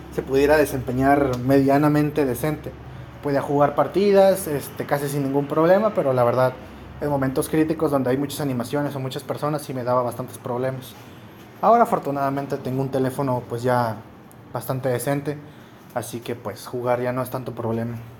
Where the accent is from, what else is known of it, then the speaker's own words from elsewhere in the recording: Mexico; somos los mexicanos y los latinos en general